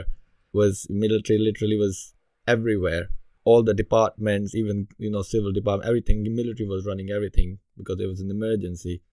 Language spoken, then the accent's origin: English; Pakistan; moved away as an adult; now in United Kingdom; as a kid growing up in Pakistan